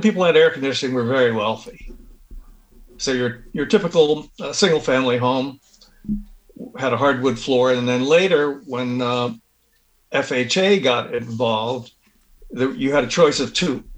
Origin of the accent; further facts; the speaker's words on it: Hollywood, Florida, United States; I grew up in Hollywood.